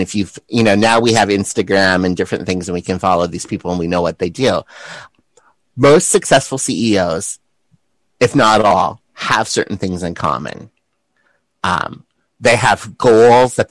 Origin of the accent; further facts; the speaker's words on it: South Dakota, United States; moved away as an adult; also born or lived in San Francisco; Being a boy growing up in South Dakota